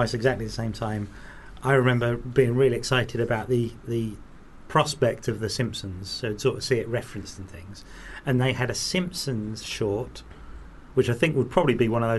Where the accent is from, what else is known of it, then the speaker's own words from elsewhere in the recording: London, United Kingdom; In London. So, no, I wouldn't have gone to see a 15.